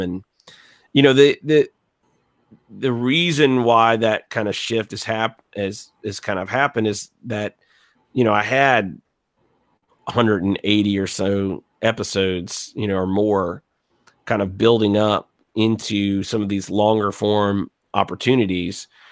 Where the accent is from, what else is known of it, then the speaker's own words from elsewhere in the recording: Gulf Coast, United States; I, I'm from the Gulf Coast